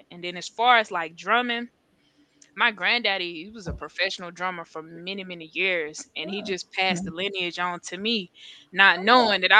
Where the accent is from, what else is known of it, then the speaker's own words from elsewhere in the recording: North Carolina, United States; she's from North Carolina. I'm from North Carolina.